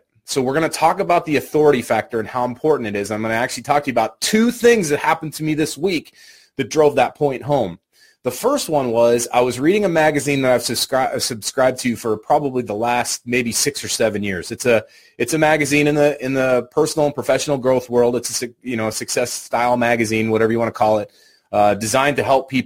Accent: Idaho, United States; moved away; I'm not from Idaho, right, or I'm not living in Idaho, but from Idaho originally

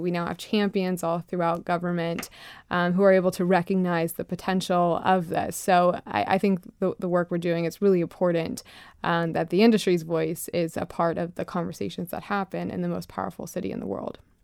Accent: Lakeland, Florida, United States; So I'm from Florida. I grew up in, uh, Lakeland, Florida, a very small, um, rural part of the country

